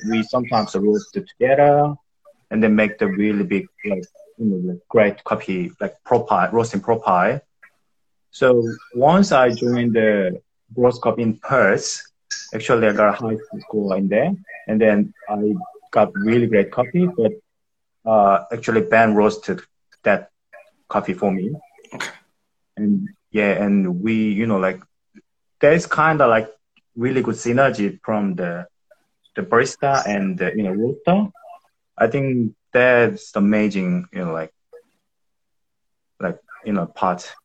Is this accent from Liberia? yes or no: no; South Korea; now in Melbourne, Australia; I'm from Korea